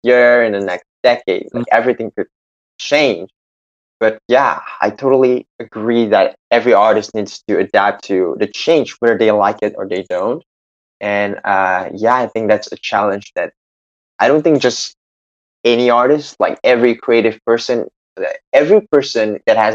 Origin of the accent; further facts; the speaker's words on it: Indonesia; I'm from Indonesia, which is like it's Southeast Asia.